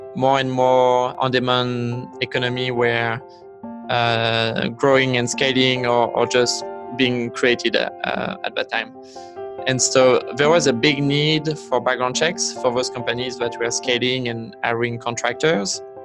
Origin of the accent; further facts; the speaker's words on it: Vichy, Auvergne-Rhône-Alpes, France; English is a second language; moved away as an adult; also born or lived in Los Angeles, United States / Bay Area, United States; now in United States; I grew up in a, in a small town in the countryside uh, called Vichy